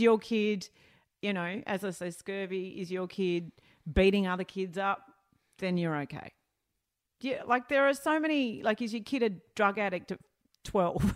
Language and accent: English; Melbourne, Victoria, Australia; I grew up northern suburbs of Melbourne.